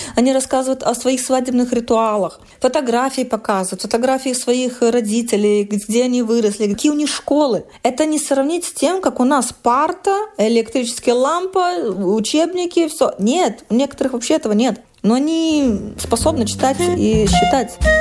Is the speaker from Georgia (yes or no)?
no; Vilnius, Vilnius County, Lithuania; moved away as an adult; now in Kragerø, Norway; Я из Вильнюса